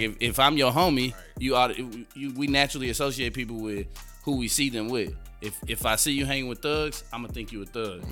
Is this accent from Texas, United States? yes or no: yes; Houston, Texas, United States; I grew up in Fifth Ward